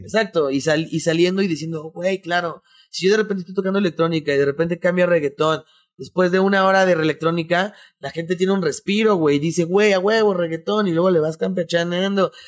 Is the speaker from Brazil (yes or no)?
no; Mexico; also born or lived in Mexico City